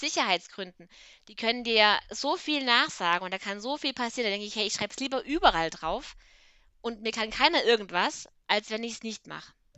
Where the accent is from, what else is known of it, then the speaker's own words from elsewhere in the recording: Swabia, Germany; Ich bin ja Schwabe